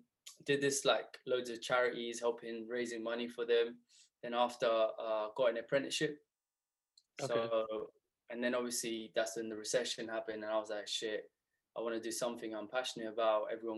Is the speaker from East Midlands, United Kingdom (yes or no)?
no; Southall, London, United Kingdom; growing up in Southall, as you know, surrounded by the old community.